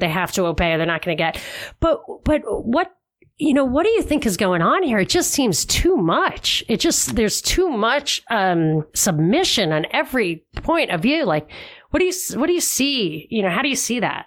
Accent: New York City, New York, United States; now in Los Angeles, United States; I'm really originally from Brooklyn.

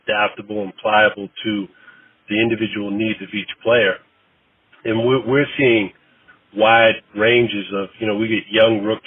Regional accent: Boston, Massachusetts, United States; moved away as an adult; also born or lived in South Carolina / Austin, Texas; now in Philadelphia, United States; growing up in Boston

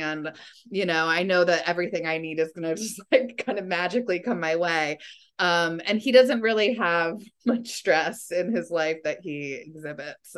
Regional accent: Springs, New York, United States; also born or lived in Sag Harbor; I'm from Springs, like my children are going to spring school just like I did

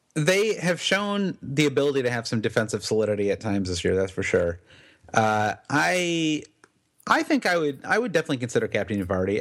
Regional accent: United States; as an American

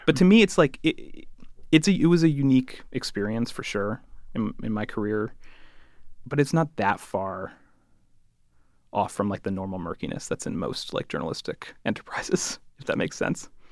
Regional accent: Connecticut, United States; I'm from Connecticut

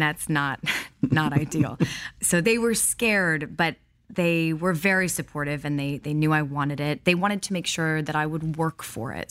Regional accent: Highland Park, Illinois, United States; also born or lived in Milwaukee, Wisconsin; So I was born in Milwaukee, Wisconsin, but I was raised in Highland Park, Illinois.

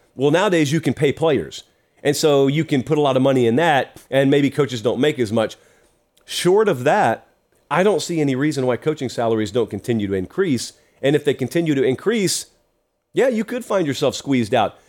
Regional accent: Georgia, United States; So I'm from Georgia too.

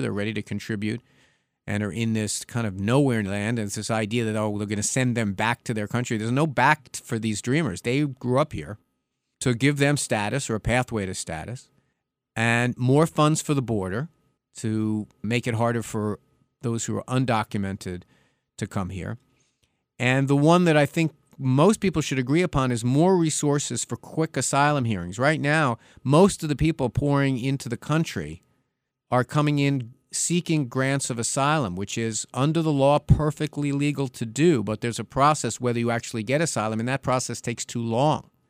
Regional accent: New York, United States; my home state of New York

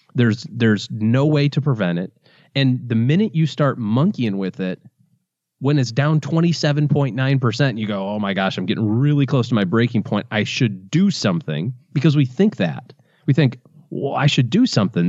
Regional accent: Michigan, United States; I'm from Michigan

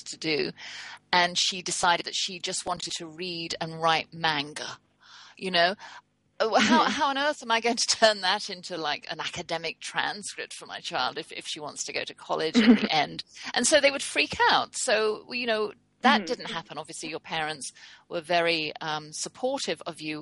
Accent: England, United Kingdom; I'm from England

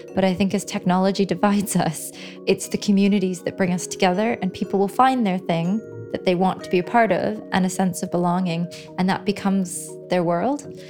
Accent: Canada; moved away as an adult; now in London, United Kingdom; So, I grew up in Canada and I did my undergraduate degree in Canada in geography. And then I came to London about 11 years ago

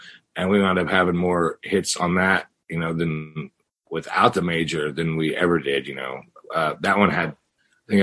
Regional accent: the Ozarks, Missouri, United States; now in Phoenix, United States; I'm from the Ozarks.

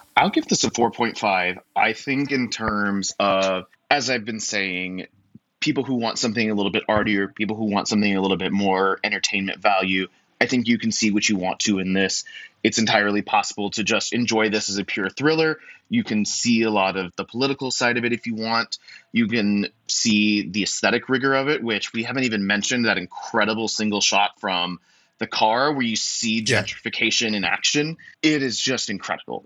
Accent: United States; me being an American man

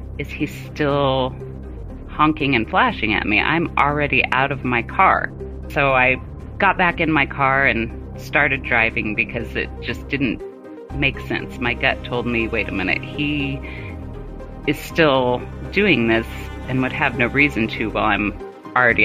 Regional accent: Colorado, United States; moved away as an adult; also born or lived in Germany / Fort Huachuca, Arizona; my mom in Colorado, which is where I currently live now that I'm out of the military, because we always tend to go back where we were born

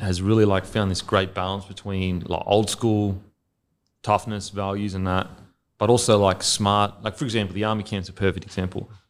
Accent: Australia; moved away as an adult; also born or lived in New Zealand; as an Aussie

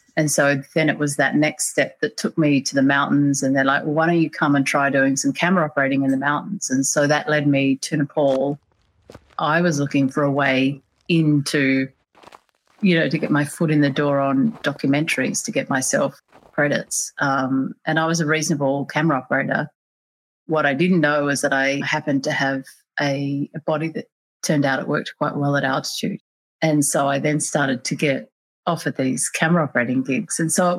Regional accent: Canberra, Australian Capital Territory, Australia; I grew up in Canberra in Australia, so the capital, it's a sort of relatively small town surrounded by a lot of nature

